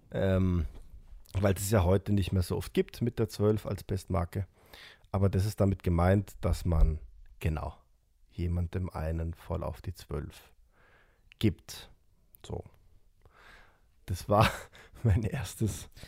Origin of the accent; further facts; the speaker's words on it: Austria; Das ist was, was man bei uns in Österreich, glaube ich